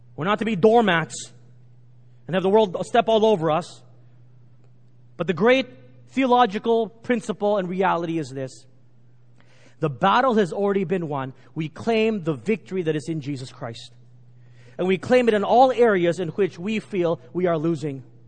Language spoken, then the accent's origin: English; Texas, United States; Growing up in Texas, we were indoctrinated with Texas history